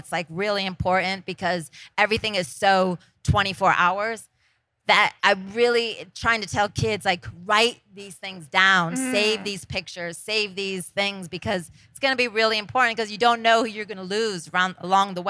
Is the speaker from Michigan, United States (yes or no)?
no; Scranton, Pennsylvania, United States; I'm from Scranton, Pennsylvania